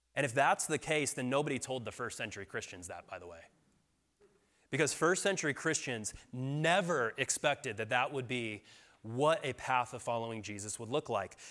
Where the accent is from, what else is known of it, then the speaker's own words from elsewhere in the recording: Colorado, United States; moved away; I'm from Colorado, but I moved back here about four years ago.